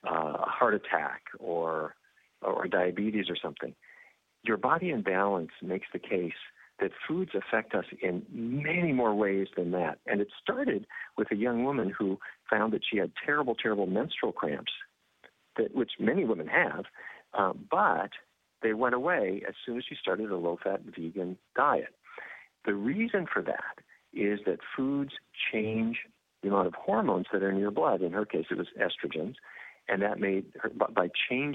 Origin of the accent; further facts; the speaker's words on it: North Dakota, United States; I grew up in North Dakota and the middle of cattle country.